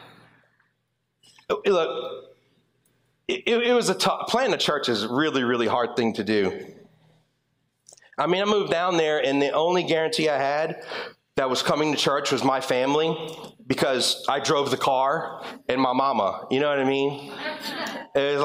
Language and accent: English; LaPlace, Louisiana, United States; moved away as an adult; also born or lived in Springfield, Louisiana; now in North Shore, Louisiana, United States; I'm originally from La Place, and I moved up here when I turned 21 years old